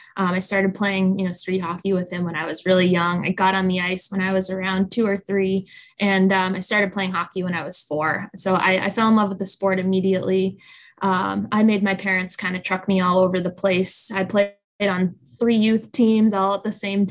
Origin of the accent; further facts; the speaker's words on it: Boston, Massachusetts, United States; I grew up in the Boston area.